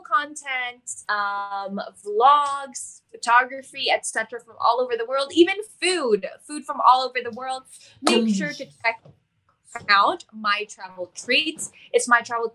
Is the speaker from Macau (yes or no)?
yes; Macao, Macau; moved away; I always say I'm from Macao. I always say I'm from Macao, or I tell them I'm Macanese.